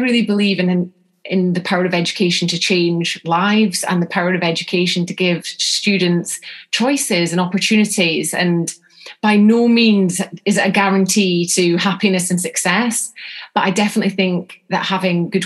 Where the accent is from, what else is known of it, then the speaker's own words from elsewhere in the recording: North Scotland, United Kingdom; I'm from North Scotland